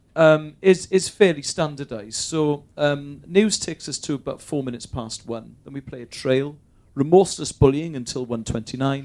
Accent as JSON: {"language": "English", "town": "Bristol", "region": "South West England", "country": "United Kingdom", "tie": "born or raised there", "also_born_or_lived": "Cardiff", "said": "I was born in Bristol, right. raised there"}